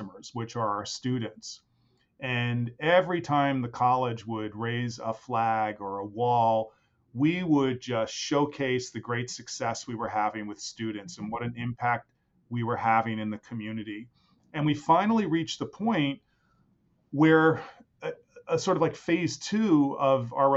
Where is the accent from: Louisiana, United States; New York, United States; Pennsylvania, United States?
New York, United States; New York City; I am from New York City. That's where I was born and raised